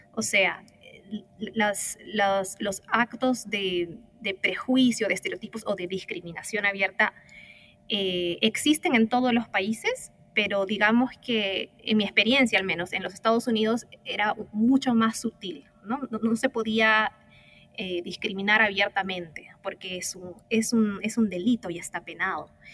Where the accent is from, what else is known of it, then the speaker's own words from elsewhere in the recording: Peru; also born or lived in United States / Africa; now in Chile; soy peruana originalmente